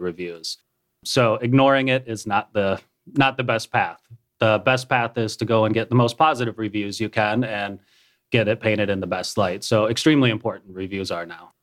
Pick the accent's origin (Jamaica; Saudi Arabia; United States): United States; Minnesota; moved away as an adult; also born or lived in Florida / Nebraska / San Diego, California / Tennessee; now in Cookeville, United States; I was born in Florida, grew up in Minnesota, spent a year in Nebraska.